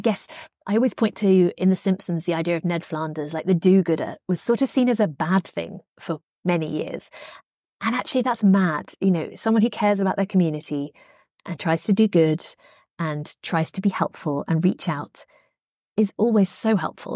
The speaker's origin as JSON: {"language": "English", "country": "United Kingdom", "tie": "born or raised there", "said": "I grew up in Margaret Thatcher's Britain"}